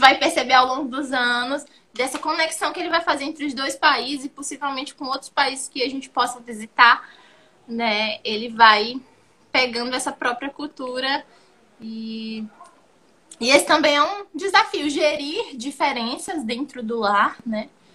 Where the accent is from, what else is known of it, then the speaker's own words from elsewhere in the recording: Brazil; moved away as an adult; now in Cape Verde; nós somos brasileiros, a nossa essência é brasileira, o nosso jeito é brasileiro